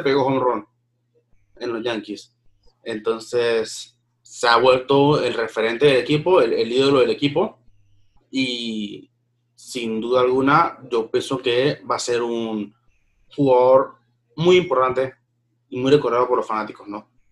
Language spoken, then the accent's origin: Spanish; Panama